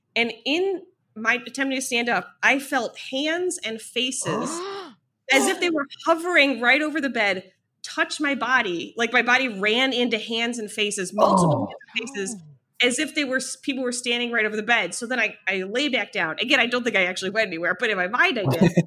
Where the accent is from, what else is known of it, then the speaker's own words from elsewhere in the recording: Ohio, United States; moved away; also born or lived in New York; I'm from Ohio